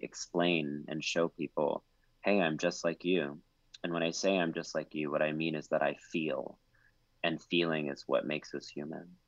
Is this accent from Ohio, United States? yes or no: no; College Station, Texas, United States; growing up in College Station, Texas